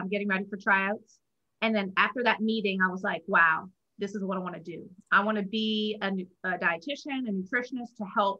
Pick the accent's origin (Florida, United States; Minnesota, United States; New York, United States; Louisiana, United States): Louisiana, United States; New Orleans; I'm back in my hometown because I'm from New Orleans